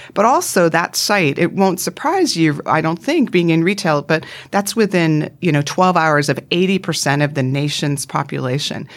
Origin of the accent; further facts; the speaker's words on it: Vancouver Island, British Columbia, Canada; accent: North American; moved away as an adult; also born or lived in United States; now in Sydney, Australia; I grew up, my parents are still in, on Vancouver Island in Canada.